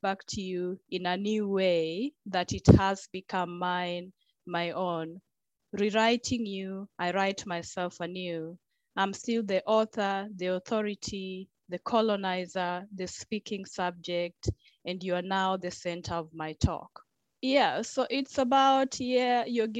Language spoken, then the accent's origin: English; Kenya; now in New Zealand; being Kenyan